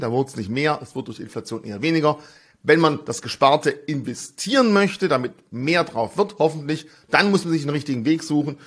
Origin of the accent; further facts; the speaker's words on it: Swabia, Baden-Württemberg, Germany; als Schwabe